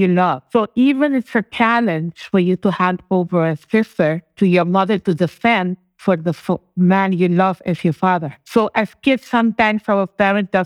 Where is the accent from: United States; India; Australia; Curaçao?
Curaçao; first language Papiamento; English is a second language; also born or lived in Sint Maarten; now in Bonaire; I actually was born in Sint Maarten, which was also from the former Netherlands Antilles, the Dutch Antilles. We fall part all under the Dutch kingdom. However, I was raised in Curacao. I currently live in Bonaire